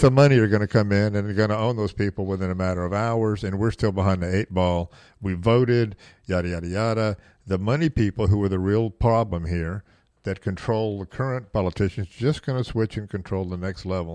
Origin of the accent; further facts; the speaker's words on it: the South, United States; I was raised in the South